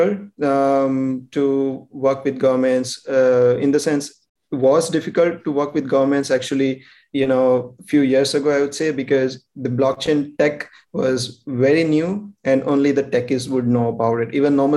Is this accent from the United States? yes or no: no; India; we are from India.